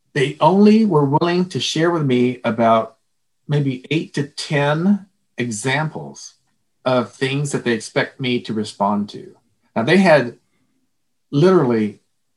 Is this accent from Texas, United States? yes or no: yes; Texas, United States; I'm from Texas